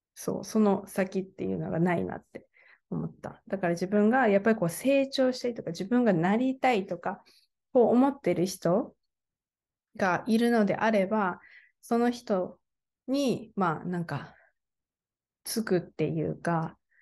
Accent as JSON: {"language": "Japanese", "country": "Japan", "also_born_or_lived": "Kaohsiung, Taiwan"}